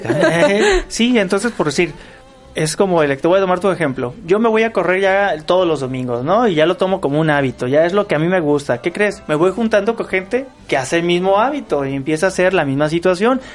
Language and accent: Spanish; Mexico; como buen mexicano